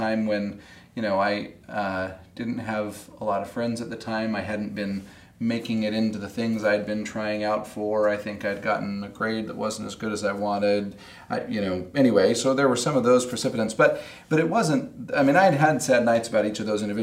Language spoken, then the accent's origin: English; Salt Lake City, Utah, United States; I grew up in Salt Lake City